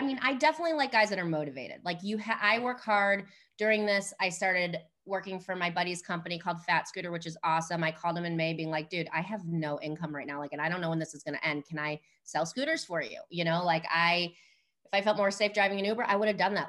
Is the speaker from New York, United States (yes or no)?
no; Chicago, Illinois, United States; moved away as an adult; I'm from Chicago, I grew up in the city